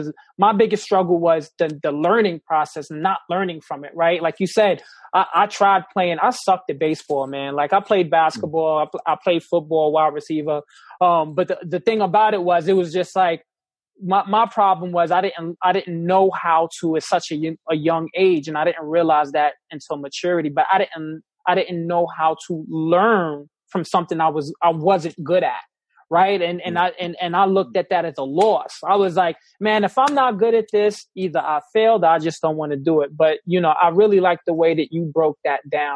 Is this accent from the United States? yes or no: yes; New York City, New York, United States; in New York City, I grew up in the Bronx